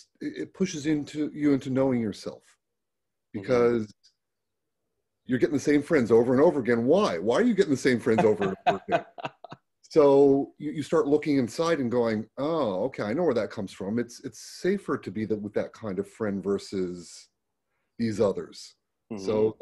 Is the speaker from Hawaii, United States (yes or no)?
no; Florida, United States; also born or lived in California; I grew up in the Florida down by the Everglades.